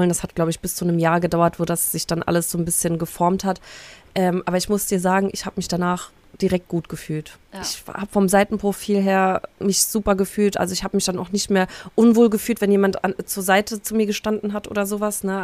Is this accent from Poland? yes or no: yes; Poland; born there; Ich bin ja gebürtig auch aus Polen